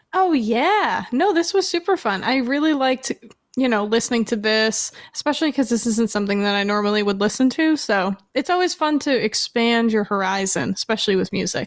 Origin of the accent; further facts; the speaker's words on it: Salem, Massachusetts, United States; I'm from Salem